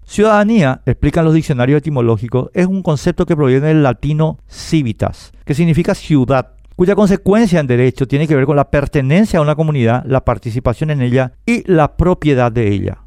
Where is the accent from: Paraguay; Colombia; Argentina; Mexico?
Paraguay; somos paraguayos